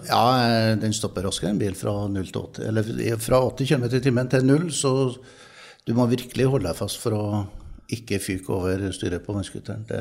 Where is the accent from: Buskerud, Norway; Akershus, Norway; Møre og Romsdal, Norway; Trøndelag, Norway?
Trøndelag, Norway; I Trøndelag, der jeg kommer fra